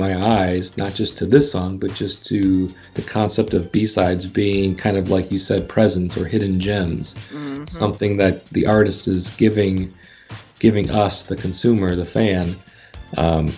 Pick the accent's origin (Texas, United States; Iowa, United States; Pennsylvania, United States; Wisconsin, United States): Wisconsin, United States; where I grew up in Wisconsin